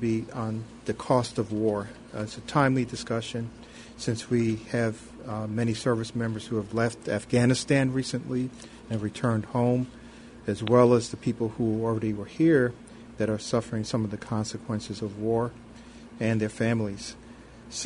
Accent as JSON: {"language": "English", "town": "New York City", "region": "New York", "country": "United States", "tie": "born or raised there", "said": "I grew up in Brooklyn, New York"}